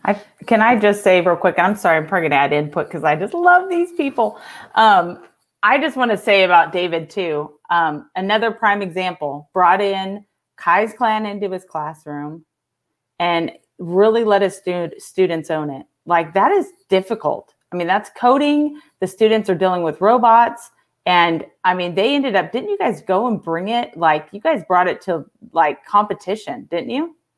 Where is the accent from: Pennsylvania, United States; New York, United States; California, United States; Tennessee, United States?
California, United States; moved away; also born or lived in Texas; I'm actually from California